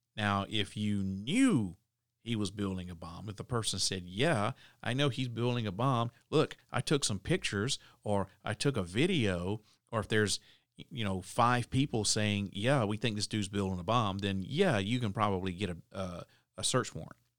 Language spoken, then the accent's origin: English; the South, United States; I'm from the South